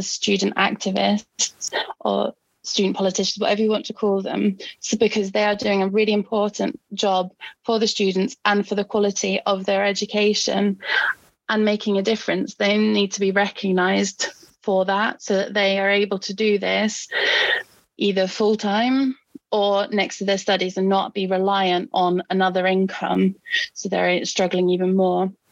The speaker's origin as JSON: {"language": "English", "country": "Norway", "second_language": "English", "said": "I mean, like I mentioned, I'm I'm from Norway, where we have a great healthcare system."}